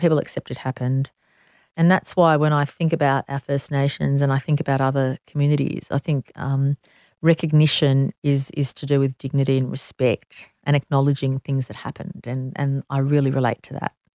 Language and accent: English; Sydney, New South Wales, Australia; I'm so proud to, to be born in Sydney, New South Wales, Australia.